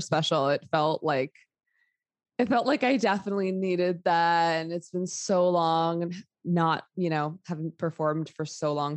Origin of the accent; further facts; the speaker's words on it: New York City, New York, United States; I grew up in New York City during a 9 11. I was like eight years old and lived like within evacuation zone in Manhattan